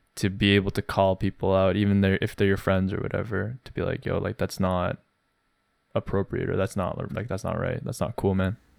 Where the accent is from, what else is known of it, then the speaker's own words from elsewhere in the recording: Canada; growing up in Canada as Koreans